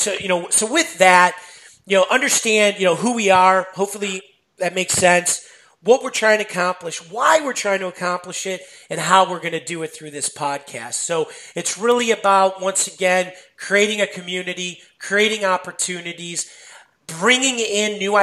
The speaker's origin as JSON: {"language": "English", "town": "Chicago", "region": "Illinois", "country": "United States", "said": "I'm from Chicago"}